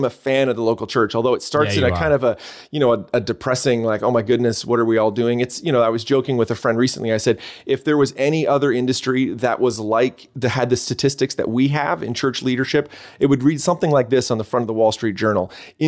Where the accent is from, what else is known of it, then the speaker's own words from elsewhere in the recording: Canada; accent: Canadian; When I'm down there, people, they hear my Canadian accent. And then when I'm up here, they hear that they say I sound American.